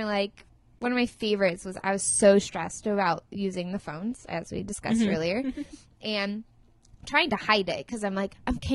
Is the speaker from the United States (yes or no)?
yes; Santa Barbara, California, United States; I'm from Santa Barbara